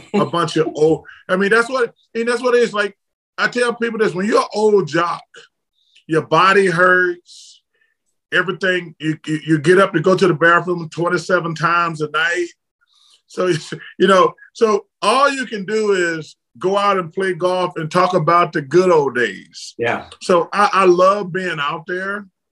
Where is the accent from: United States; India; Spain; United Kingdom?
United States; Alabama; I'm from Alabama